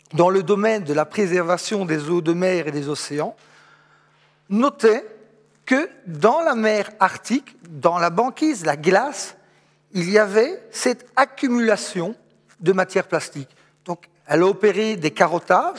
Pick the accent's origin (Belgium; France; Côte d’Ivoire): Belgium; Charleroi, Wallonia; Je suis Carolo, ma maman habite ici tout près, à Châtelineau.